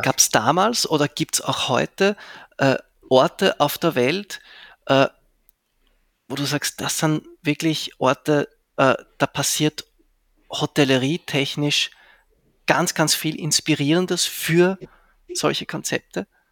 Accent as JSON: {"language": "German", "region": "Zurich", "country": "Switzerland", "tie": "born or raised there", "also_born_or_lived": "Vienna, Austria", "moved": "yes", "lives_now": "Graz, Austria", "said": "ich bin ja ursprünglich aus, also ich bin in Zürich aufgewachsen"}